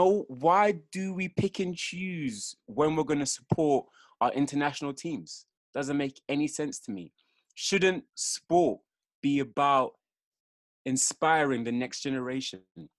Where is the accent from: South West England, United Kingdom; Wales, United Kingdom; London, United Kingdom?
London, United Kingdom; We're both from London